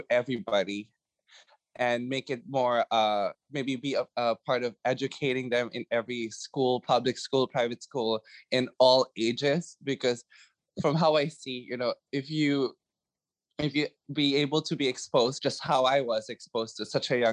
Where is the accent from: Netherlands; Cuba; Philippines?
Philippines; moved away